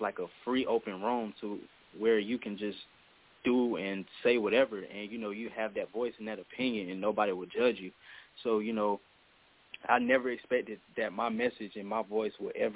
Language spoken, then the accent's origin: English; Durham, North Carolina, United States; I'm from Durham, North Carolina. Durham, North Carolina, the 919 Bull City